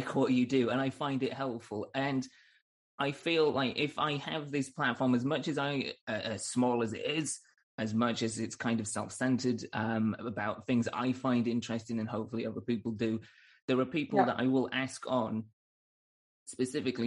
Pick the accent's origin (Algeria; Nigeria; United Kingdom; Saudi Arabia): United Kingdom; Northern England; moved away as an adult; now in United States; back in Northern England